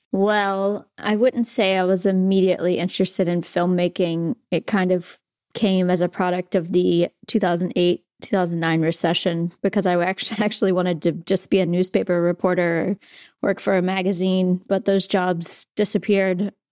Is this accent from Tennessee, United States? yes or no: no; Southern West Virginia, United States; growing up in West Virginia